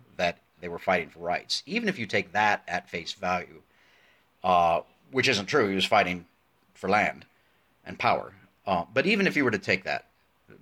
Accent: United States; I'm a proud American. I love my country

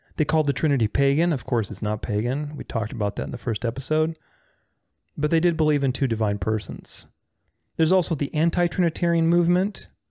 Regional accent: Bucharest, Romania; I'm Romanian. I'm not from Transylvania, I'm from the south of Romania, Bucharest

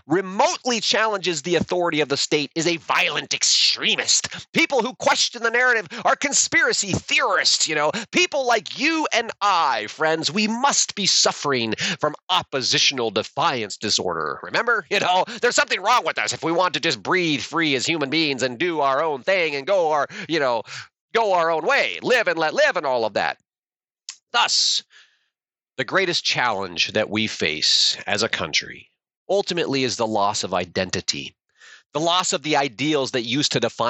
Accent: United States; being an American

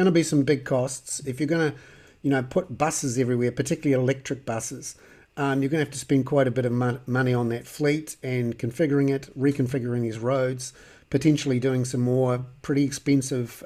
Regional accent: Wellington, New Zealand; I'm from Wellington and there's a few hills

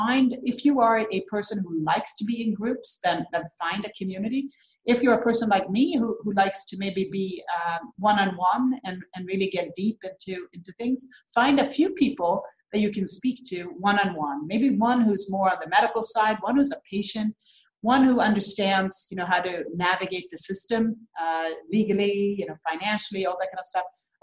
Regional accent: Sweden; when I grew up in Sweden, there was one black girl in my entire school.

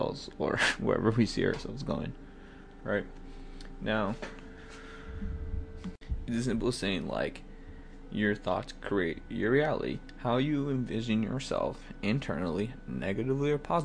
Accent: the South, United States; I'm from the South, I say y'all

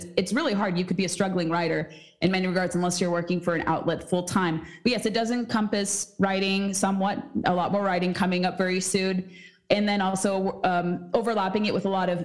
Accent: California, United States; now in Washington, D.C., United States; someone who is from California

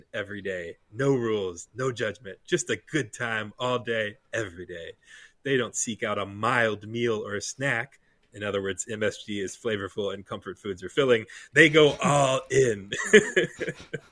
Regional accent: United States; we as Americans

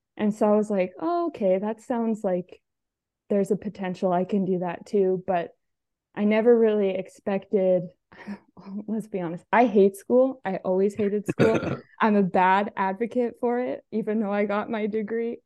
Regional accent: Alberta, Canada; I'm from Alberta, so I'm on the West side of Canada.

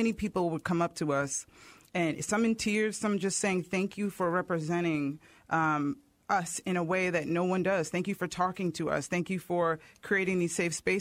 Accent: New York, United States; I grew up in New York

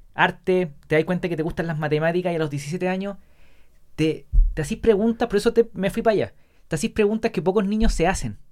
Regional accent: La Serena, Coquimbo, Chile; yo soy de La Serena

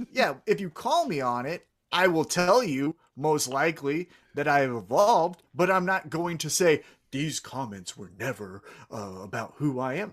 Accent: Kansas City, Missouri, United States; I'm from Kansas City

